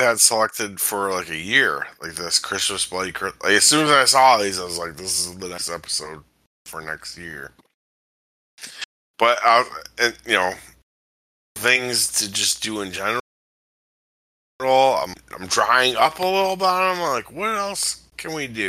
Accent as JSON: {"language": "English", "town": "Chicago", "region": "Illinois", "country": "United States", "said": "I'm from Chicago."}